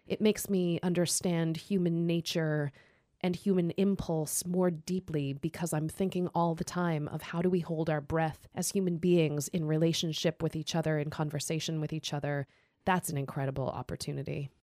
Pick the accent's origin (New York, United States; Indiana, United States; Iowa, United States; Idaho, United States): Idaho, United States; moved away as an adult; also born or lived in Seattle, Washington; I was driving home to Idaho